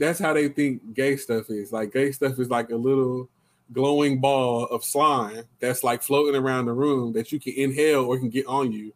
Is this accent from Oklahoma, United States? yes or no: yes; Lawton, Oklahoma, United States; we grew up in Lawton